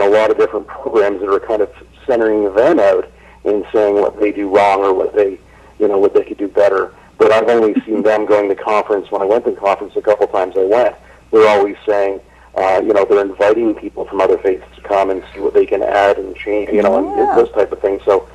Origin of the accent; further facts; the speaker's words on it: Canada; moved away as an adult; now in Orem, United States; I'm from Canada originally